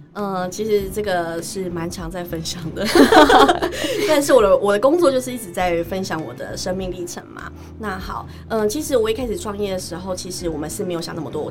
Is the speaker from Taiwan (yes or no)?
yes; Chiayi, Chiayi City, Taiwan; 我虽然是嘉义人，但是其实我常常北中南跑